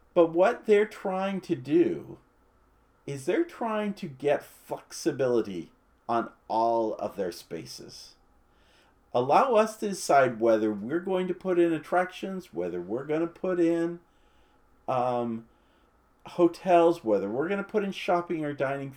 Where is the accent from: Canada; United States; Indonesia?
United States; West Coast; now in Florida, United States; I grew up on Disneyland on the West Coast, but live now in Walt Disney World